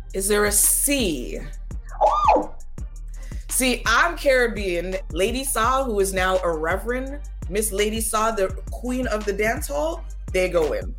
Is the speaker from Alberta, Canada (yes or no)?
no; Toronto, Ontario, Canada; also born or lived in Ottawa; I actually live where I was born. I was born in Toronto, Ontario, Canada. I was born right downtown and I still live there.